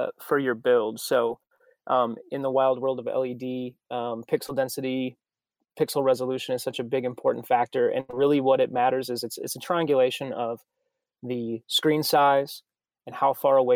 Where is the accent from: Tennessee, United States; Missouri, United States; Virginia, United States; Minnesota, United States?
Minnesota, United States; also born or lived in Texas; now in Nashville, United States; I'm from Minnesota originally, so this is better than the snow that's all over my hometown